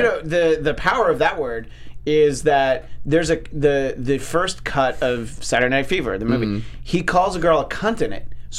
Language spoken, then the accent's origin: English; New York, United States; where I grew up in New York State.